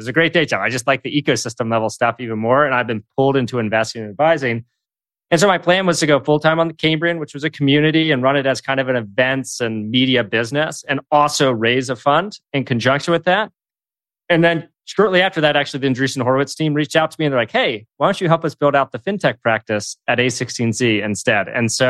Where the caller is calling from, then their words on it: San Francisco, California, United States; I'm calling in from the Presidio in San Francisco, which is where I call in from most every day. Basically, I work from here and live here too.